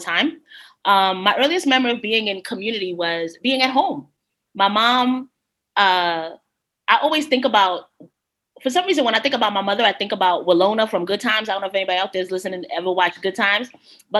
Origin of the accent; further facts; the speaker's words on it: Guatemala; I am from Guatemala